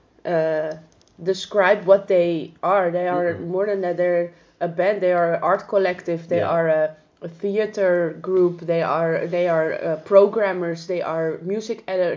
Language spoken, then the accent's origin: English; Greece; moved away; also born or lived in Amsterdam; like once in Greece, in my hometown metal bar there where I hang out